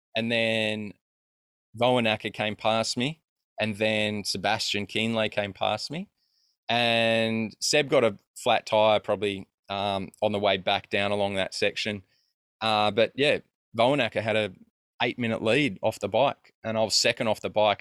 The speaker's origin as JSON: {"language": "English", "country": "Australia", "said": "I'm a kid from Australia"}